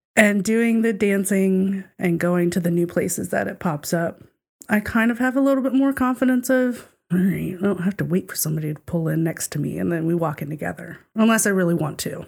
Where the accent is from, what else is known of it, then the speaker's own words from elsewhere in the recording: the South, United States; we were talking about being from the South and diff-, different ways of life